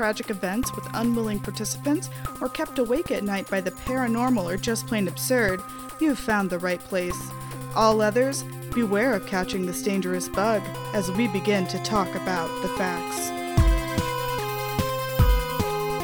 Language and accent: English; Tennessee, United States; Tennessee, which is my home state